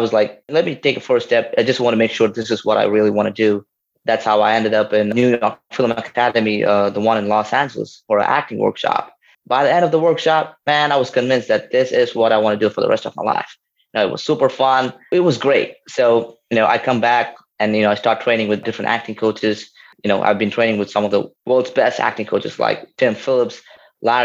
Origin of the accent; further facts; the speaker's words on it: India; moved away as an adult; also born or lived in New Orleans, United States; now in United States; So I was born and raised in India.